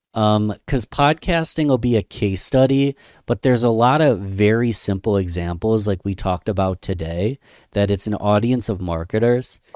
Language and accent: English; Rochester, New York, United States; small business owners in my hometown